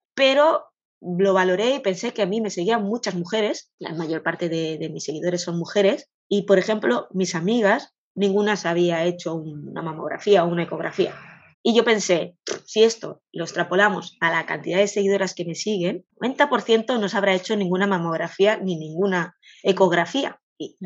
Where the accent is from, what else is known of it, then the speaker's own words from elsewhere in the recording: Catalonia, Spain; soy de Cataluña